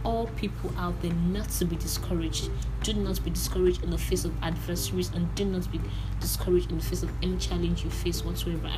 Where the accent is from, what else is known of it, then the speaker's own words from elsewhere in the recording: Nigeria; That's an Igbo way of introducing myself to you. I am a Nigerian youth